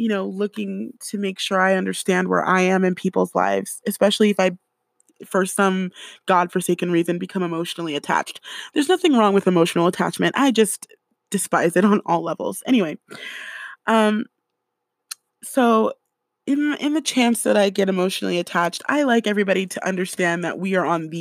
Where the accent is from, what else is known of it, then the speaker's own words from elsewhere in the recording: California, United States; I grew up in California